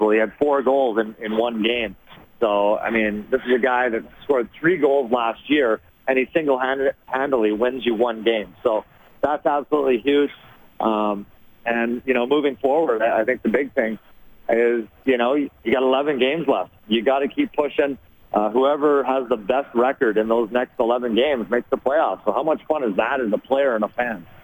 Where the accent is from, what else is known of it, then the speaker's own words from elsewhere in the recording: Sherwood Park, Alberta, Canada; I'm from Sherwood Park. I'm an Edmonton guy, and obviously, you know, growing up watching the Edmonton Oilers